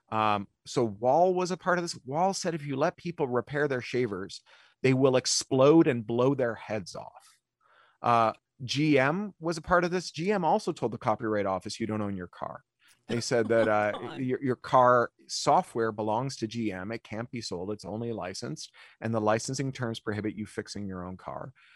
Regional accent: Ontario, Canada; I grew up in Ontario

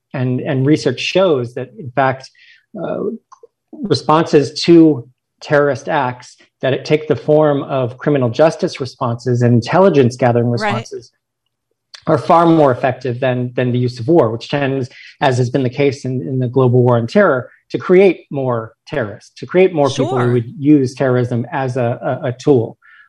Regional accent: Washington, District of Columbia, United States; and Washington, D.C., my hometown

